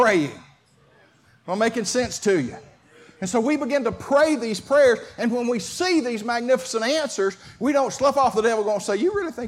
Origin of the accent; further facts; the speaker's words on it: Clayton County, Georgia, United States; I was raised in Clayton County